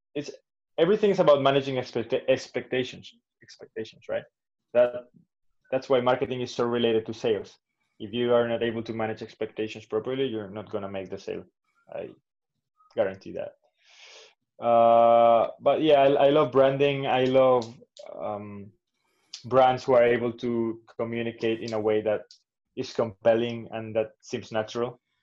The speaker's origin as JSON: {"language": "English", "town": "Valencia", "region": "Valencian Community", "country": "Spain", "tie": "born or raised there", "also_born_or_lived": "Barcelona", "said": "I grew up in Valencia"}